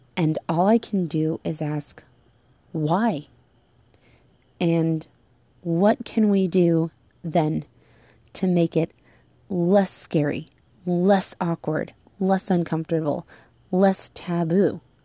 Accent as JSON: {"language": "English", "country": "United States", "moved": "yes", "said": "my home country of the United States"}